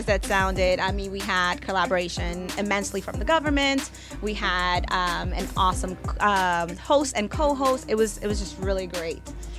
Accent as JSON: {"language": "English", "region": "New York", "country": "United States", "tie": "born or raised there", "also_born_or_lived": "Panama", "said": "So I was born, but I was raised here in the city."}